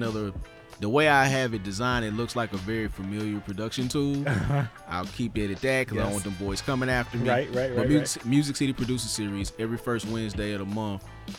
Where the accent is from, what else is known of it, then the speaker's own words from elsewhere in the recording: Nashville, Tennessee, United States; moved away as an adult; also born or lived in Dallas, Texas; I'm from Nashville, born, bred, but lived in Dallas for 14 years